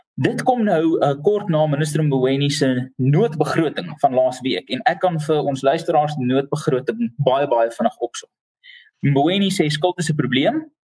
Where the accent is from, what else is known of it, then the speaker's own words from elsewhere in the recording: South Africa; vir my as Suid-Afrikaner